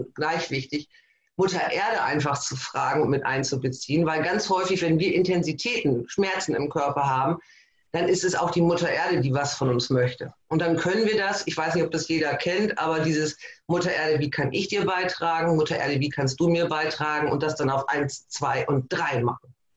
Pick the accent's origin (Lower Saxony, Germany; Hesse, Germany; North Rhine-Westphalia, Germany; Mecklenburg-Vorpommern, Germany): Lower Saxony, Germany; Emden; ich komme aus Emden, das ist Ostfriesland